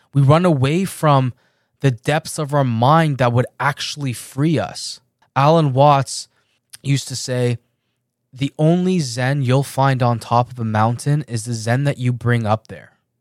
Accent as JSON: {"language": "English", "country": "Canada", "tie": "born or raised there", "also_born_or_lived": "Iran", "said": "I was born in Iran, and my family and I moved to Canada when I was seven years old."}